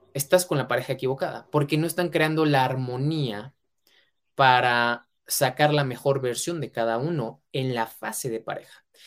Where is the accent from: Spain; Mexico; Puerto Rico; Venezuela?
Mexico; mexicano, emprendedor y empresario